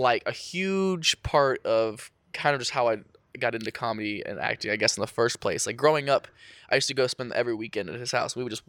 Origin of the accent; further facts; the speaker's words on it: North Lewisburg, Ohio, United States; Nada, especially in my hometown. It's about an hour west of Columbus.